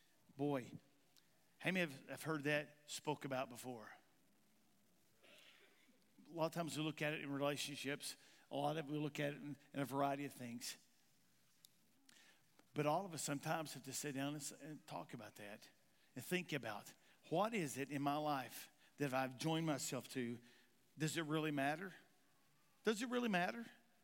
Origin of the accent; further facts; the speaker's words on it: Kentucky, United States; now in Missouri, United States; I'm from Eastern Kentucky, and in Eastern Kentucky, we talk a certain way. Anybody know how the people in Eastern Kentucky talks? Well, I talk really good. Okay, I don't talk good. How do I say this? My talking is better here in Missouri now than it was ever in Kentucky.